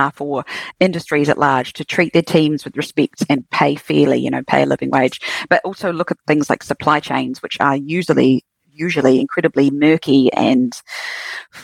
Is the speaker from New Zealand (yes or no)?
yes; Queenstown, Otago, New Zealand; also born or lived in Dunedin; I grew up in Queenstown